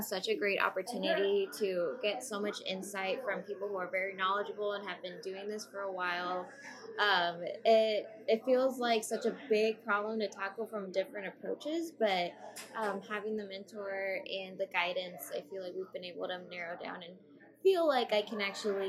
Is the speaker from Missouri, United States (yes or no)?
yes; Kansas City, Missouri, United States; I am from Kansas City, Missouri. I work at Children's Mercy Hospital.